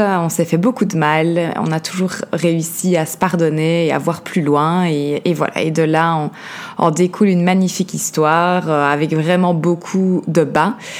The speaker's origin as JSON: {"language": "French", "town": "Liège", "region": "Wallonia", "country": "Belgium", "tie": "born or raised there", "accent": "Belgian", "said": "mon accent belge, donc je grandis en Belgique, à Liège comme je disais"}